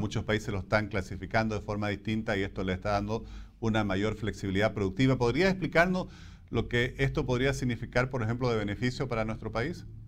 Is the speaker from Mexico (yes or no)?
no; Bolivia